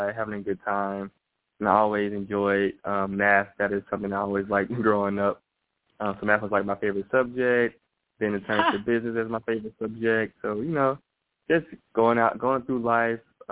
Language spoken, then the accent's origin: English; Atlanta, Georgia, United States; I grew up in Atlanta, Georgia